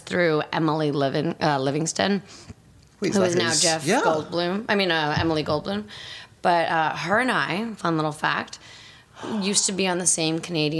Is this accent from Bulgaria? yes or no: yes; Bulgaria; accent: Bulgarian; English is a second language; moved away; I just immigrated from Bulgaria.